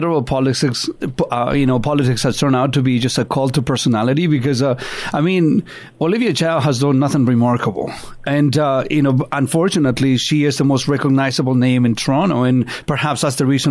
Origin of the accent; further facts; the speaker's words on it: Santiago, Santiago Metropolitan Region, Chile; now in Canada; having been born and raised in Santiago, Chile, and growing up with the Pinochet dictatorship